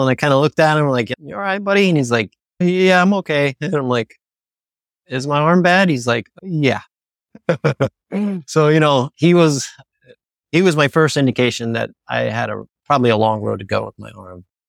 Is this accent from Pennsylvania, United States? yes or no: yes; Pennsylvania, United States; I'm from Pennsylvania